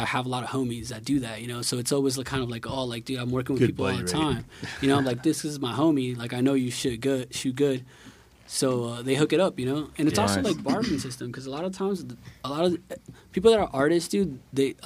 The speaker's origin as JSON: {"language": "English", "country": "Nicaragua", "tie": "born or raised there", "moved": "yes", "said": "I grew up in Nicaragua, which is a whole other thing."}